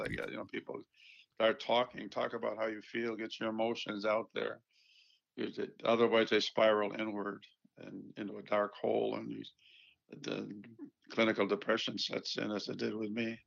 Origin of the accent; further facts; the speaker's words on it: Buffalo, New York, United States; was born in Buffalo, so I'm not very far from Toronto